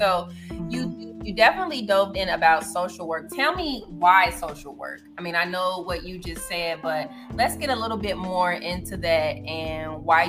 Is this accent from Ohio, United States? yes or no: yes; Cincinnati, Ohio, United States; I'm actually from Cincinnati, Ohio.